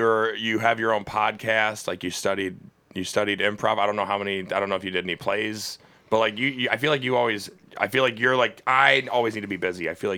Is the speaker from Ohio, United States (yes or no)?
yes; Cleveland, Ohio, United States; I grew up in Old Brooklyn, which is like on the other side of the Steelyard from downtown.